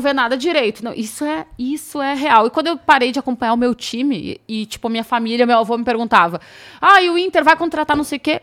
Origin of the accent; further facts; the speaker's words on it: Rio Grande do Sul, Brazil; moved away; also born or lived in Rio de Janeiro; porque eu não sou de São Paulo, né? Eu sou gaúcha